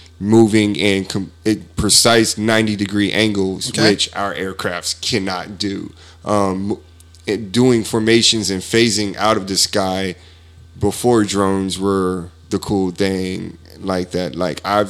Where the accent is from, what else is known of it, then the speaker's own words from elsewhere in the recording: United States; I'm American